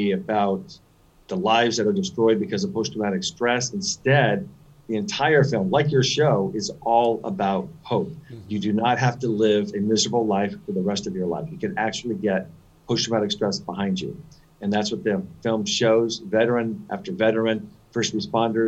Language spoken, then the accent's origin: English; San Diego, California, United States; now in Los Angeles, United States; I grew up in San Diego, California